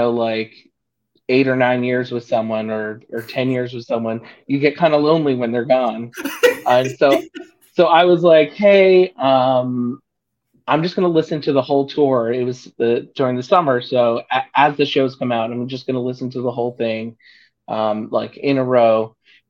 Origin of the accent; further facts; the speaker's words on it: Northeast, United States; You know, I'm from the Northeast.